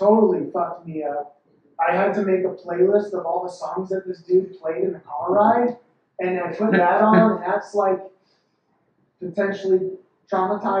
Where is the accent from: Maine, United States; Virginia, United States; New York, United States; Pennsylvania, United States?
Pennsylvania, United States; Philadelphia; I grew up in the Northeast